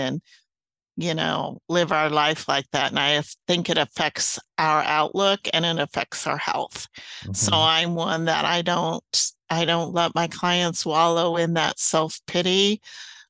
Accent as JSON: {"language": "English", "town": "Kearney", "region": "Nebraska", "country": "United States", "tie": "born or raised there", "moved": "yes", "lives_now": "Arizona, United States", "said": "I grew up in the Midwest in Kearney, Nebraska"}